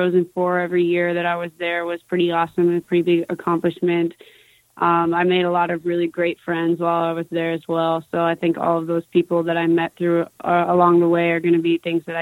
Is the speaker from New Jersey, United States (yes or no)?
no; Rochester, New York, United States; moved away as an adult; also born or lived in Madison; now in New York City, United States; Rochester, New York.